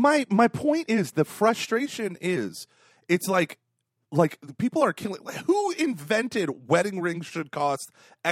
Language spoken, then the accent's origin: English; Dayton, Ohio, United States; I'm from Dayton.